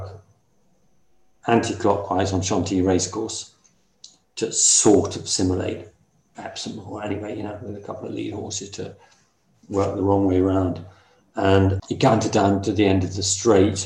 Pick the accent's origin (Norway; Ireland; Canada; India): Ireland; moved away; I grew up in Ireland, had lots of happy, happy memories there